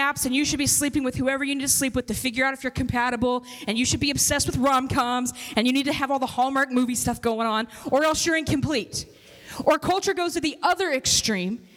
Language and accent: English; Kansas City, United States; also born or lived in Robbinsdale, Minnesota; now in Minnesota, United States; I'm from Kansas City